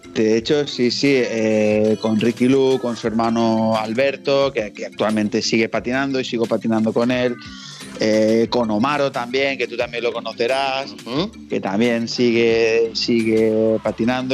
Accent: La Palma de Cervelló, Catalonia, Spain; este pueblo se llama La Palma de Cervelló y es un pueblo eh, súper pequeño de la provincia del Valle Llobregat en Barcelona.

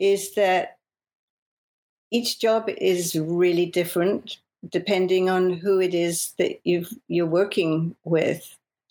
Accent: London, United Kingdom; moved away as an adult; now in Los Angeles, United States; Growing up in England and working in England

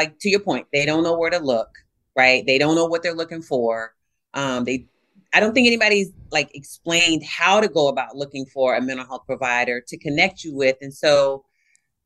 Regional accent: Virginia Beach, Virginia, United States; I grew up in Virginia Beach, Virginia

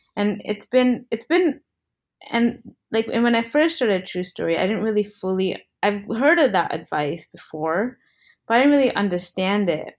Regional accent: United States; also born or lived in India; I was born in America, but my parents are both Indian and they immigrated here

